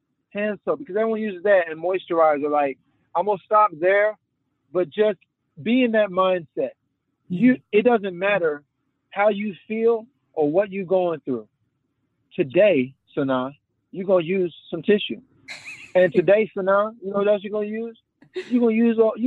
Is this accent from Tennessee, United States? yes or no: yes; Memphis, Tennessee, United States; we're from Memphis